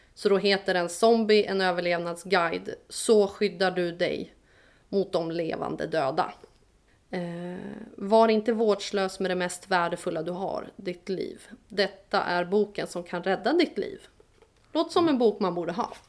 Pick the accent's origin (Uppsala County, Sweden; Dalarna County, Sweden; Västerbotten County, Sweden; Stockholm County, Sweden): Stockholm County, Sweden; Stockholm; accent: Stockholm dialect; also born or lived in Vårdö, Åland; now in Åland, Finland; med min stockholmska dialekt